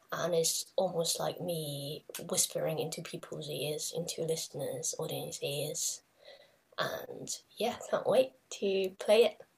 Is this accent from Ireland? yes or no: no; Hong Kong; I come from Hong Kong